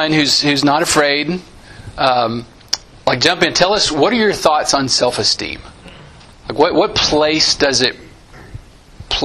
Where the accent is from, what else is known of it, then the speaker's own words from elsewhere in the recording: Santa Anna, Texas, United States; My hometown growing up, Santa Ana, Texas